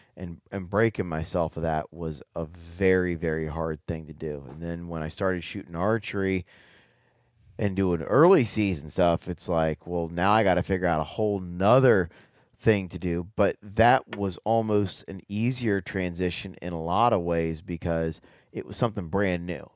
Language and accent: English; Ohio, United States; moved away as an adult; now in Kentucky, United States; I grew up in Ohio